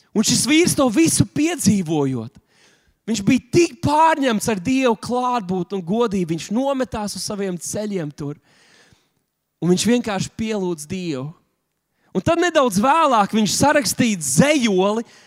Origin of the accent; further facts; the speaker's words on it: Latvia; mēs taču esam tikai latvieši